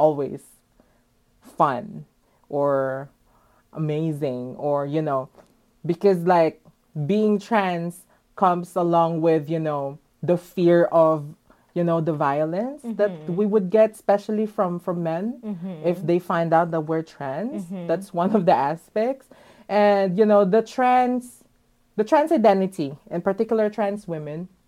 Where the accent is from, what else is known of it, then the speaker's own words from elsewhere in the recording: Manila, Metro Manila, Philippines; moved away as an adult; now in Los Angeles, United States; I was born and raised in Manila.